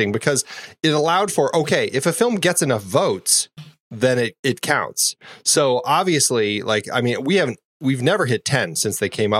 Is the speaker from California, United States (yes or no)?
no; Fort Collins, Colorado, United States; moved away as an adult; also born or lived in Boulder, Colorado; now in Phoenix, United States; I grew up in Fort Collins, just north, and we had a drive-in